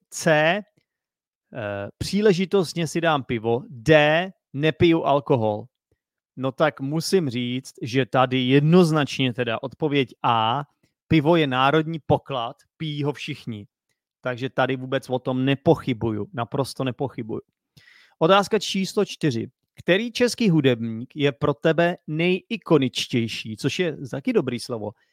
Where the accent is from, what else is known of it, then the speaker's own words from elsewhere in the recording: Czechia; jsem Čech